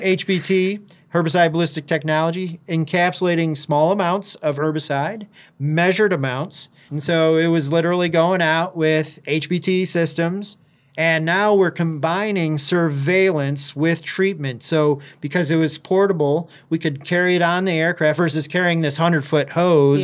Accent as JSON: {"language": "English", "town": "Alma", "region": "Michigan", "country": "United States", "tie": "born or raised there", "also_born_or_lived": "Maui, Hawaii", "moved": "as an adult", "lives_now": "Gainesville, United States", "said": "I was born and raised in Michigan, uh, from Elma, Michigan, which is right in the middle of the mitten"}